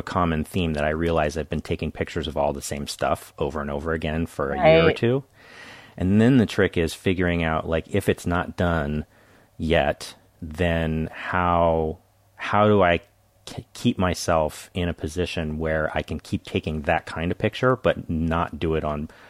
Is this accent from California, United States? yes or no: yes; Carmel Valley, California, United States; Carmel Valley, California.